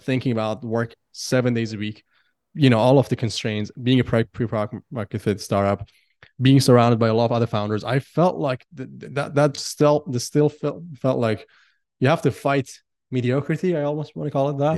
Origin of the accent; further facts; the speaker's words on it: Iran; now in Singapore; I come from Iran